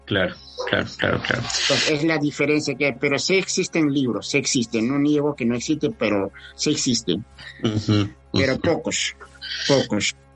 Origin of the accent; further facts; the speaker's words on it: Peru; Me siento muy mal. Uno, como educadora, dos, como peruana.